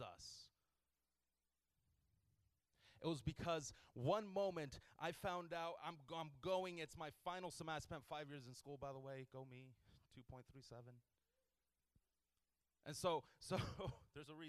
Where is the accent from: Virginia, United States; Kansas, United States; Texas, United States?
Texas, United States; Houston; I grew up in Houston